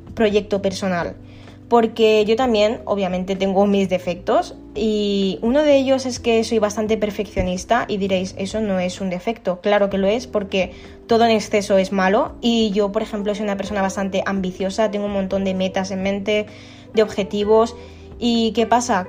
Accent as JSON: {"language": "Spanish", "town": "Alicante", "region": "Valencian Community", "country": "Spain", "said": "tengo 25 años y soy de Alicante."}